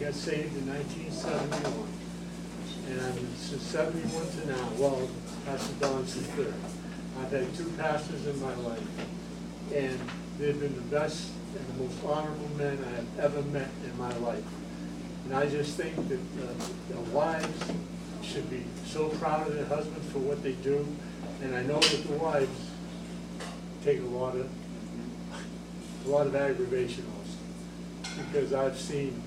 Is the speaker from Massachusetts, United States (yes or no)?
yes; Provincetown, Massachusetts, United States; moved away as an adult; also born or lived in Sandusky, Ohio; I'm actually from Provincetown, and I'm a Portuguese